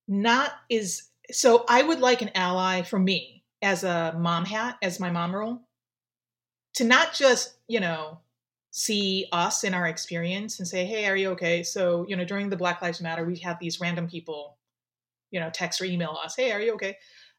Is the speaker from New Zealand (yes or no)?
no; Japan; So I, okay, so first, obviously with my name, you could tell I'm Japanese. I am from Japan.